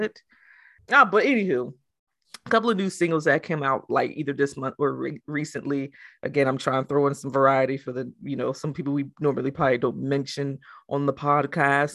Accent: New Jersey, United States; I'm from Jersey

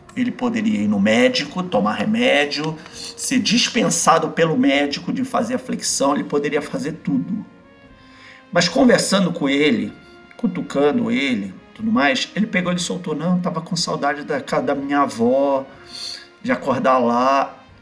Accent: Belém, Pará, Brazil; moved away as an adult; Quando eu vou em Belém, na minha cidade natal, eu visito eles

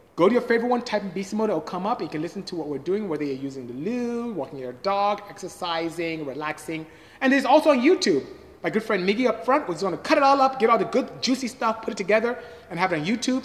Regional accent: Nigeria; I'm Nigerian, West Africa

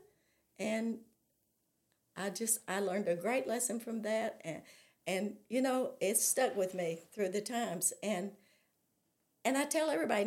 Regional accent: California, United States; also born or lived in North Little Rock, Arkansas; now in Arkansas, United States; I was raised in California

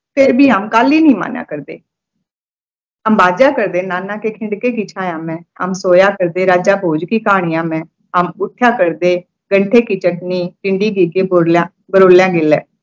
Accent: Chang, Haryana, India; मैं चांद गांव से हूँ चांग हम्म। गांव है वहीं पली बड़ी वहीं से शिक्षा ली

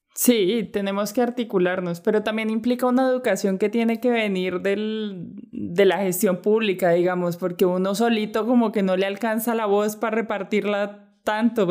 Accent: Bogotá, Colombia; also born or lived in Ginebra, Valle del Cauca; yo crecí en Bogotá

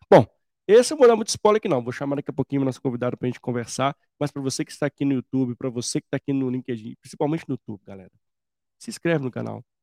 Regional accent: Minas Gerais, Brazil; Somos mineiros, né? Então dá um bom papo aqui.

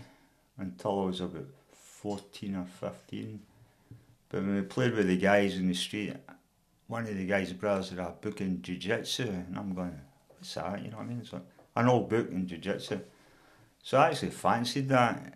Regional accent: Kilmarnock, Scotland, United Kingdom; also born or lived in Shortlees; I grew up probably in Riccarton. That's where my family actually came from

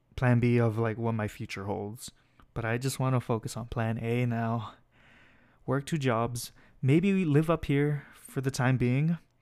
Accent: Escondido, California, United States; moved away as an adult; now in Pomona, United States; I'm from San Diego, city called Escondido. but I'm living up here for school

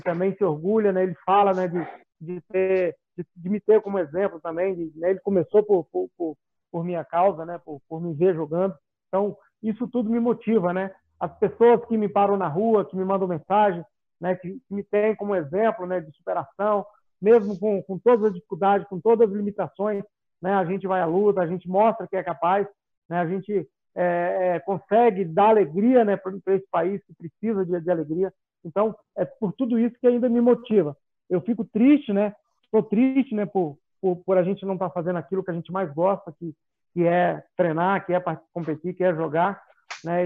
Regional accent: Goiás, Brazil; sou goiano

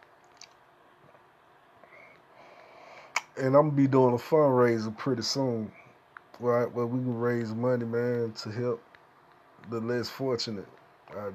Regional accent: United States; I'm from the United States of America

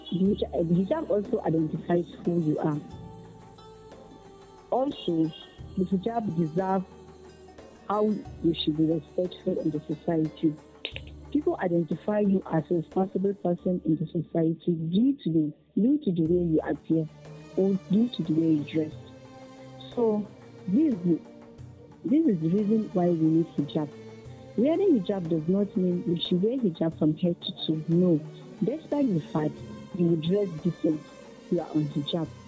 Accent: Niger State, Nigeria; I'm from Niger State

